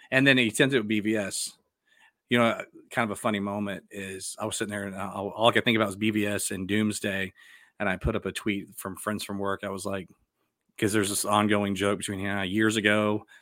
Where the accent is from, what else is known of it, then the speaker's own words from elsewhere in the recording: Dallas, Texas, United States; I'm from Dallas, and so, like, that was a big deal when I was growing up.